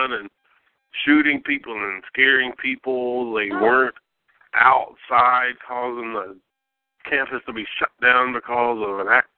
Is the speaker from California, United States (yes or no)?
no; Alabama, United States; I grew up in Alabama